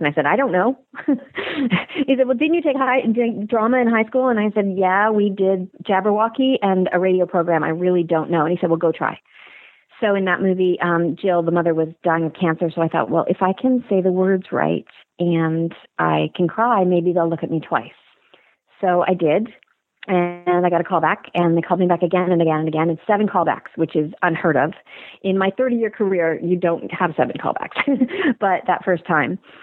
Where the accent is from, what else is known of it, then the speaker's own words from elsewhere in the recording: Canada; moved away as an adult; also born or lived in Los Angeles, United States; I'm a Canadian actor